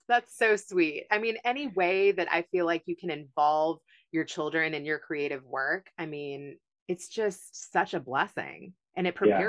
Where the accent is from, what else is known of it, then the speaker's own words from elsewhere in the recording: Kentucky, United States; also born or lived in Los Angeles; now in Houston, United States; I grew up in Kentucky